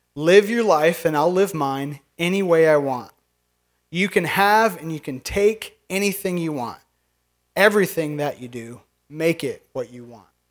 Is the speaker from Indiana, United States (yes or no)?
yes; northern Indiana, United States; now in Minnesota, United States; I'm from Indiana